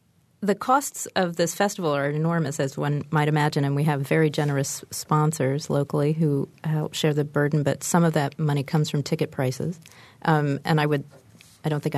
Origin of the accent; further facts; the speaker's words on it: Midwest, United States; I'm a Midwesterner